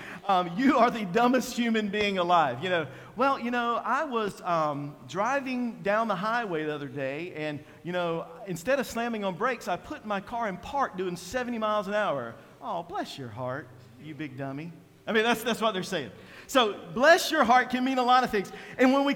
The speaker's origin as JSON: {"language": "English", "region": "Eastern North Carolina", "country": "United States", "said": "I am from Eastern North Carolina"}